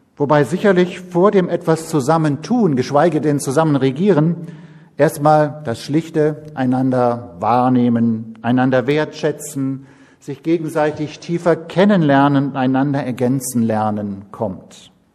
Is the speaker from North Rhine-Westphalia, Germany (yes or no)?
yes; Siegerland, North Rhine-Westphalia, Germany; moved away as an adult; also born or lived in Schwerte; now in Berlin, Germany; geboren im Rheinland und aufgewachsen im Siegerland, also Nordrhein-Westfalen